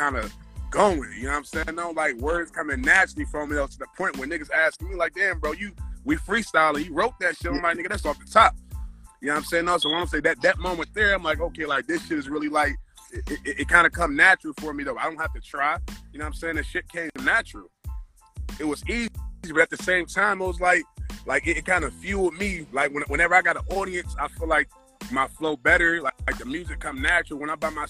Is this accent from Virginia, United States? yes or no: no; Detroit, Michigan, United States; I'm from Detroit, the East Side, like East Warren, and Lenox area